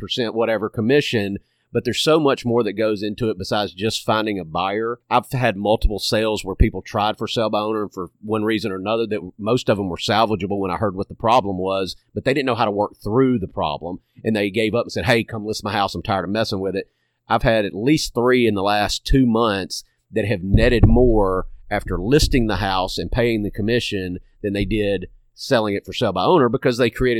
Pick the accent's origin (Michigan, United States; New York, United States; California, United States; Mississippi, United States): Mississippi, United States; Hernando; I'm born and raised in DeSoto County. I'm from Hernando